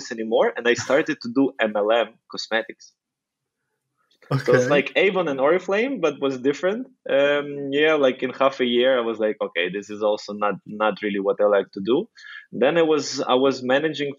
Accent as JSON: {"language": "English", "country": "Ukraine", "said": "I'm originally from Ukraine. So I'm Ukrainian"}